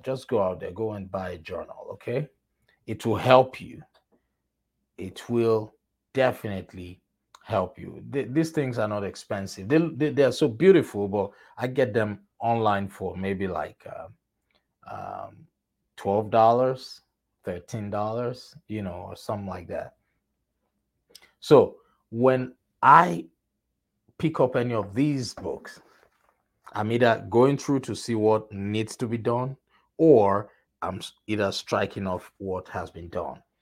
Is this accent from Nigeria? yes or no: yes; Nigeria; moved away; I am originally from Nigeria.